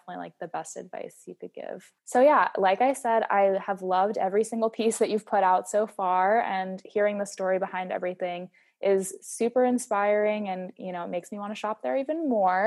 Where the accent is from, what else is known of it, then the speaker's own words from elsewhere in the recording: East Coast, United States; I'm from the East Coast too